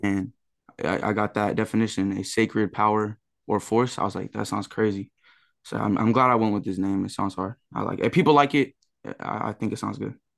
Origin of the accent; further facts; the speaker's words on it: San Diego, California, United States; I'm from San Diego, California